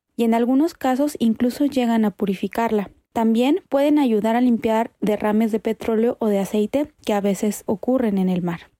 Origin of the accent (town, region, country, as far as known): Guanajuato, Mexico